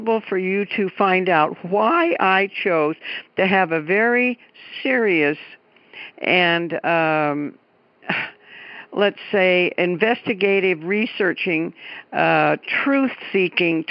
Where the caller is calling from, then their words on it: Keizer, Oregon, United States; I'm calling from Kaiser, Oregon, which is just a little neighborhood of Salem, the capital